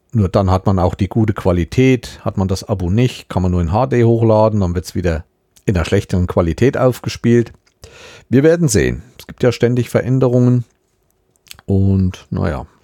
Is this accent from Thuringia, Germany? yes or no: yes; Thuringia, Germany; ich bin in Südthüringen aufgewachsen, ich bin immer bis hoch zum Rennsteig gekommen und alles, was in Richtung Süden war, die ganze Seite kenne ich sehr gut und sehr intensiv.